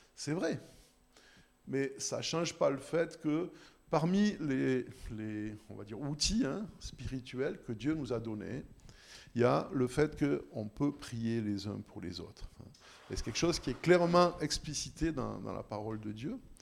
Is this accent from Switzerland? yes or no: yes; Switzerland; on est suisse, en plus parce qu'on est chrétien